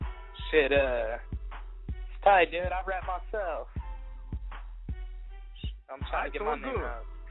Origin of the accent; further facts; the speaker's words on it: Kansas City, United States; But I'm from Kansas City, bro.